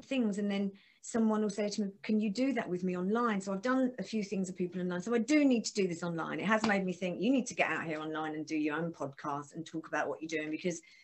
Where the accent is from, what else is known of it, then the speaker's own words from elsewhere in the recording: Essex, East of England, United Kingdom; I'm from Essex, I have to make sure I open my mouth because a lot of us just talk through our teeth really, really quick like